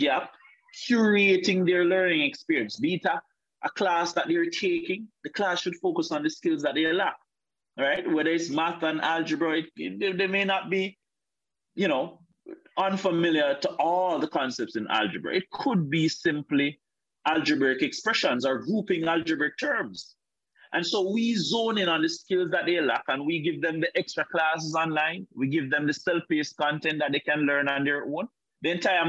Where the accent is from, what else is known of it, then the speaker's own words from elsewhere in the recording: Calabar, Trelawny, Jamaica; rural Jamaica, like where I'm from. I'm from Trelawney. Grew up in a place called Calabar.